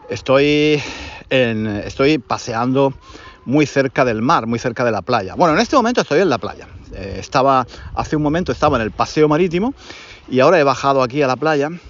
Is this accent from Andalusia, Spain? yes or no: yes; Granada, Andalusia, Spain; moved away; Es un curso en Granada, en mi ciudad natal. Ya sabéis que yo estoy enamorado de mi ciudad natal. No vivo allí desde hace muchos años